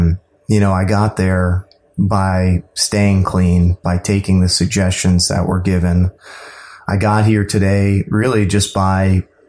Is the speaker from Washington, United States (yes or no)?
no; Laurel, Maryland, United States; also born or lived in Deltona, Florida; I am from the Maryland area. Grew up in Laurel and a little bit in Florida and moved around a lot.